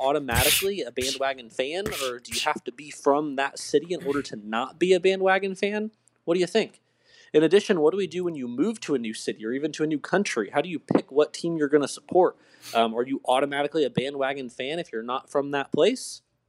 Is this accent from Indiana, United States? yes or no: no; St. Louis, Missouri, United States; now in Santiago, Chile; I'm from St. Louis.